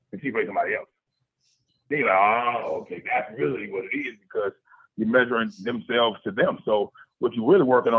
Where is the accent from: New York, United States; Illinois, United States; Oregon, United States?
Illinois, United States; Chicago; moved away; I'm from Chicago, so I love coming down to the South and kind of being proud that I'm from Chicago